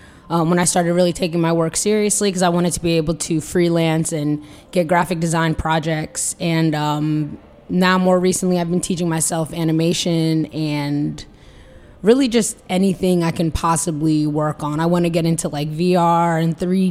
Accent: the DMV, DC metropolitan area, United States; also born or lived in Los Angeles, California, United States; I'm from the DMV. I was born in LA, but moved here pretty young. I think like when I started school.

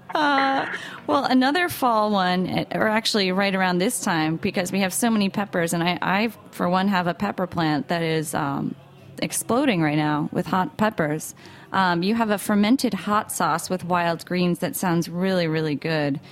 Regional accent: United States; I'm from New York, New Jersey

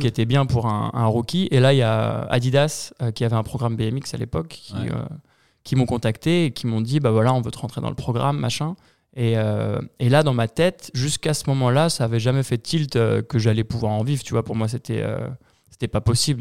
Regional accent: Épinay-sur-Orge, Île-de-France, France; dans ma ville, euh, il y n'y avait pas de skatepark. Je viens d'Épinay-sur-Orge, à 20 minutes au sud de Paris.

